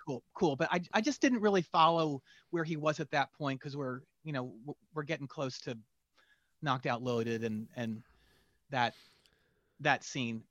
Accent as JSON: {"language": "English", "area": "near Philadelphia", "region": "Pennsylvania", "country": "United States", "tie": "born or raised there", "also_born_or_lived": "Winston-Salem, North Carolina", "moved": "yes", "said": "I grew up near Philadelphia"}